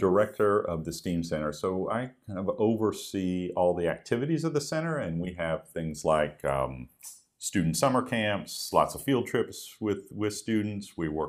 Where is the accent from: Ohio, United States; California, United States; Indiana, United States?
Ohio, United States; Dalton; moved away; from northeastern Ohio, a very small town called Dalton. It's up near the Akron-Canton area, northeastern Ohio, and I grew up there.